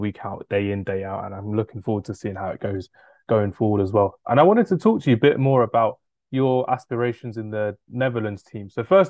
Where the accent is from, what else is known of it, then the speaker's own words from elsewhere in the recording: United Kingdom; me being a British guy